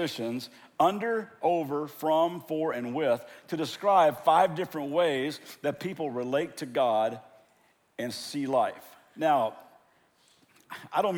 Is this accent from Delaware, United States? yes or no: no; Kentucky, United States; now in Southern California, United States; I am from Kentucky, born and raised there, but I live in Southern California.